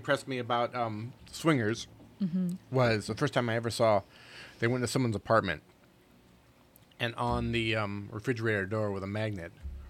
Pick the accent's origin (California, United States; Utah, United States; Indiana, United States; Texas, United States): Indiana, United States; South Bend; now in Los Angeles, United States; I like the fact that I'm from South Bend, Indiana, and I have a lot of friends from South Bend, Indiana